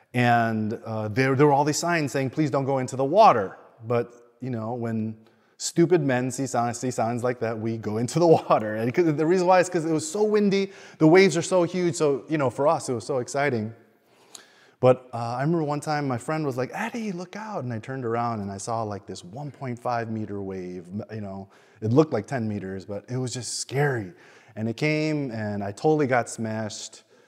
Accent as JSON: {"language": "English", "town": "Chicago", "region": "Illinois", "country": "United States", "tie": "born or raised there", "moved": "yes", "lives_now": "Sydney, Australia", "said": "I grew up in Chicago"}